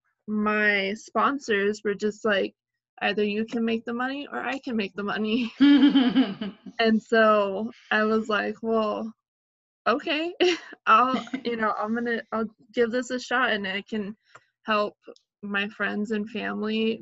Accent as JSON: {"language": "English", "town": "San Antonio", "region": "Texas", "country": "United States", "said": "I'm from San Antonio, Texas"}